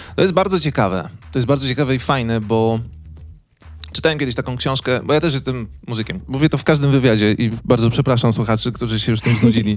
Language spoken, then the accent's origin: Polish; Wołomin, Masovian Voivodeship, Poland; ja pochodzę z e, małego miasteczka pod Warszawą